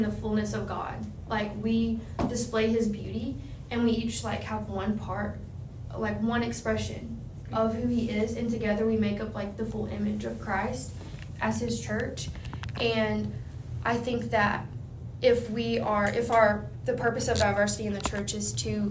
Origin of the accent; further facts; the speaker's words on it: the South, United States; now in Florida, United States; I'm from the South